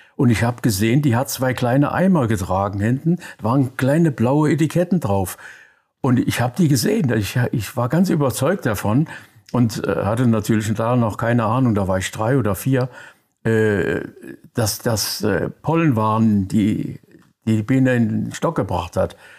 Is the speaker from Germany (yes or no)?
yes; Koblenz, Rhineland-Palatinate, Germany; moved away; also born or lived in Thuringia / Mainz / Frankfurt; Ich komme aus äh, Koblenz, da bin ich geboren. Die ersten acht Jahre meines Lebens dort verbracht, dann in Thüringen ein Jahr am Kriegsende. Und dann kamen wir wieder zurück nach Koblenz, dann Mainz